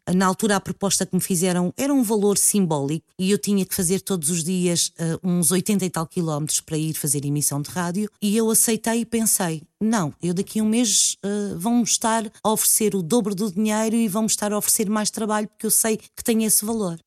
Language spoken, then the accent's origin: Portuguese; Lisbon, Portugal; also born or lived in Azores; eu passei grande parte da minha infância aqui em Lisboa